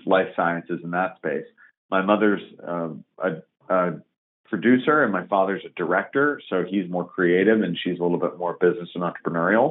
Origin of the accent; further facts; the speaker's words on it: Bay Area, California, United States; moved away as an adult; also born or lived in San Francisco / Asia; now in New York, United States; I was born in San Francisco in the city itself. And then when I was very young, my parents and my family moved down to the peninsula. So I grew up in the Bay Area, about 30 minutes south of San Francisco. And I lived there until I was 18